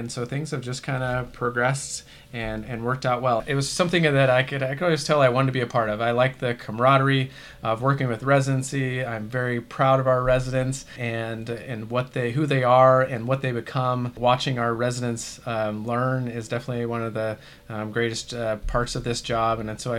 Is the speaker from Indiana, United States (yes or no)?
no; Kansas, United States; also born or lived in Washington / North Dakota; I was born in Washington State and moved to North Dakota, and then finished out like high school and stuff in Kansas.